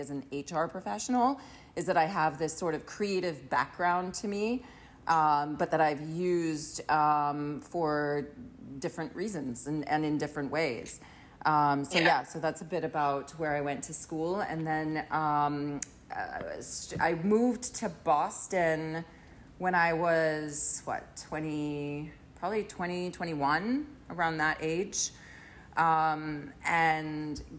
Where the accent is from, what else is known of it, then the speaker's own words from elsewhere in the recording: Trinidad & Tobago; moved away as an adult; now in United States; Grew up in Trinidad until the age of 19, when I decided to come to the U.S. for school